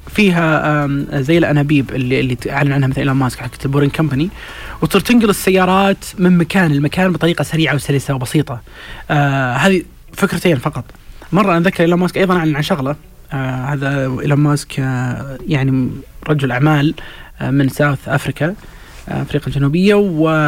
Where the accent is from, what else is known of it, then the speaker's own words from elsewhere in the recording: Saudi Arabia; احنا كسعوديين